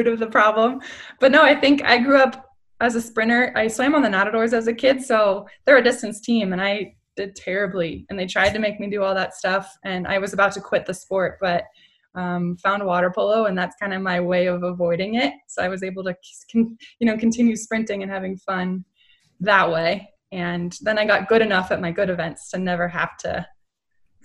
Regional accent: Long Beach, California, United States; my hometown of Long Beach, and I was the only qualifier to live in Long Beach

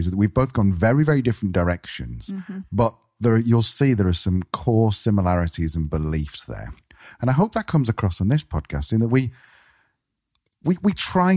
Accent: United Kingdom; moved away; I'm being British

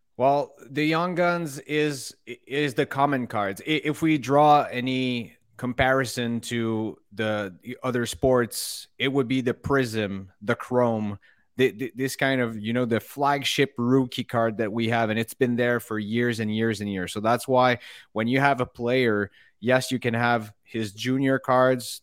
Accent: Montreal, Quebec, Canada; growing up in Montreal, as you know, hockey is religion here

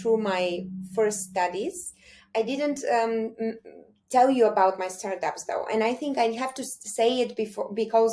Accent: Bulgaria; also born or lived in Sofia, Bulgaria / California, United States; now in Munich, Germany; from my home country

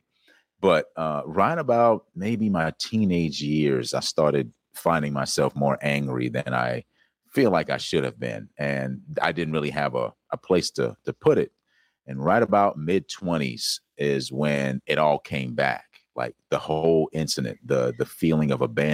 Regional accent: South Carolina, United States; I grew up in South Carolina.

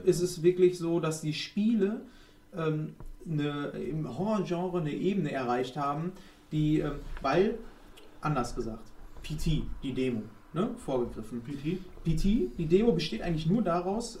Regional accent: Germany; wir sind alle Deutsche

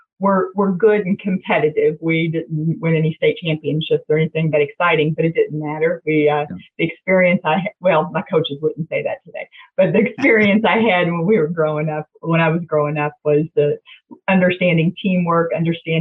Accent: Jeffersonville, Indiana, United States; also born or lived in Louisville, Kentucky; I'm the first generation in my family to grow up in Jeffersonville

